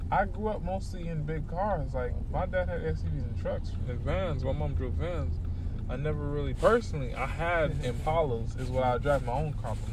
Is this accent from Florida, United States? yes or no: yes; Florida, United States; I'm from Florida